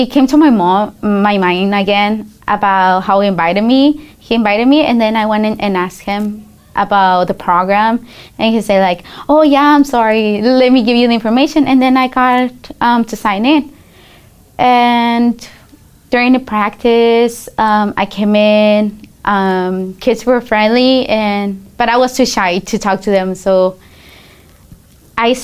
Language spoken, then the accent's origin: English; Denver, Colorado, United States; also born or lived in Guadalajara, Mexico; I grew up here in the United States in Denver, Colorado